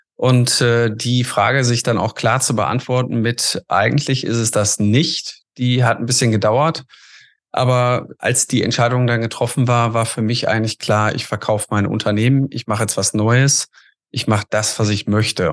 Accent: Essen, North Rhine-Westphalia, Germany; komme aus Essen und äh, bin da auch mein Leben lang aufgewachsen, groß geworden

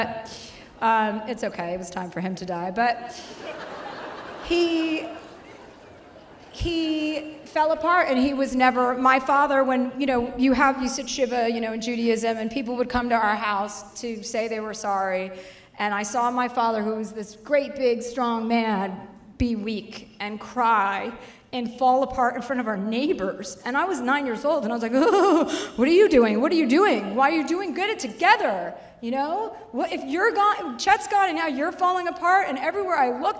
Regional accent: New Jersey, United States; now in Los Angeles, United States; I'm from New Jersey.

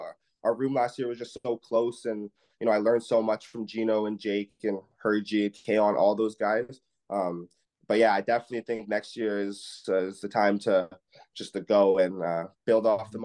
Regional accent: Canada; me being a 22-year-old Canadian

